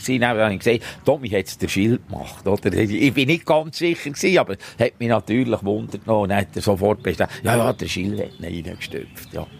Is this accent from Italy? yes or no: no; Gielen, Bern, Switzerland; wir sind alle aus Gielen